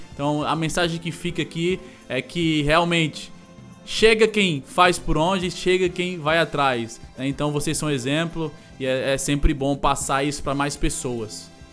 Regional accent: Northeast Region, Brazil; mais pessoas da nossa cidade, do Nordeste do Brasil

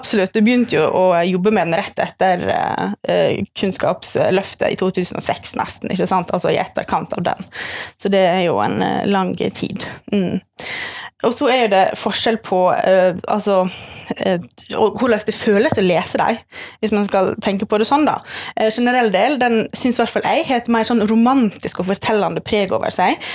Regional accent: Sunnmøre, Møre og Romsdal, Norway; now in Bergen, Norway; jeg er sunnmøring, eh, men jeg har bodd i Bergen siden 2014 ca.

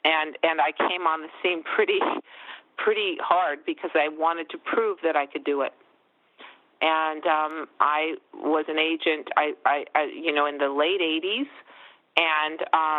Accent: Los Angeles, California, United States; moved away as an adult; also born or lived in New York; I'm from the Valley. I used to be embarrassed about that. Like, I grew up so deeply in the Valley that I just wanted to live closer to Ventura Boulevard.

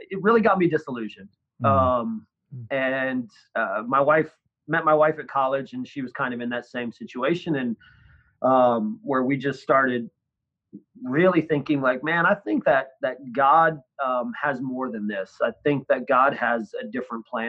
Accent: northern Michigan, United States; In northern Michigan, up by Lake Superior

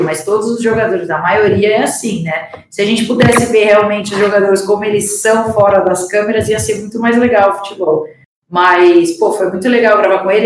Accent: Piracicaba, São Paulo, Brazil; eu sou do interior aqui de São Paulo, é, comecei a jogar num clube da minha cidade

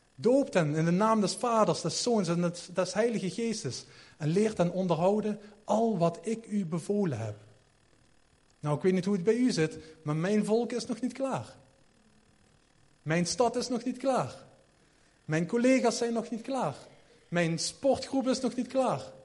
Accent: Sittard, Limburg, Netherlands; ik kom uit Sittard

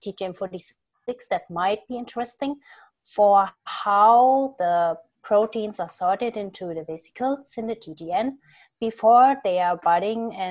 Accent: Germany; moved away as an adult; also born or lived in Munich, Germany; now in New Haven, United States; I'm actually from Germany, so I started my PhD in Germany

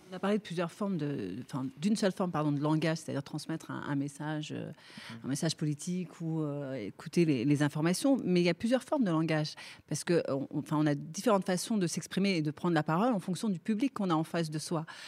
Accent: Clichy-sous-Bois, Île-de-France, France; je suis née là, j'ai grandi là, donc j'ai une certaine proximité avec les habitants du territoire.

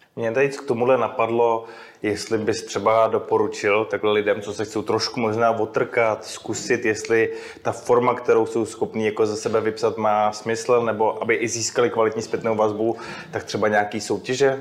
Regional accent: Czechia; jsme se narodili v České republice

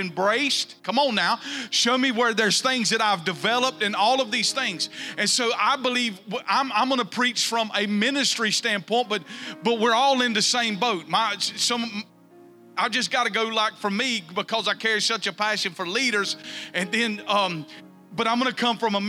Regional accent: the South, United States; growing up in the South

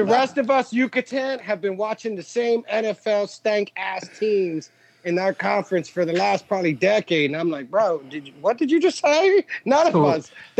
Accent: East Coast, United States; I'm from the East Coast.

